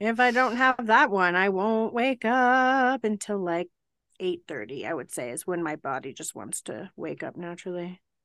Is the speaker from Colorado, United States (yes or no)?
yes; Colorado, United States; I grew up in Colorado